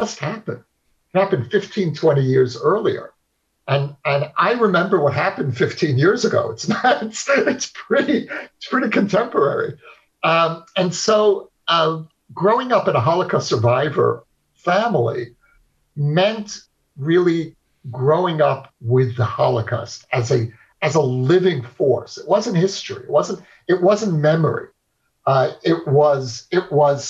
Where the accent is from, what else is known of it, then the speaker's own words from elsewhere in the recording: New York City, New York, United States; I grew up in Brooklyn of the 1960s in a neighborhood that's now become very famous or infamous, Borough Park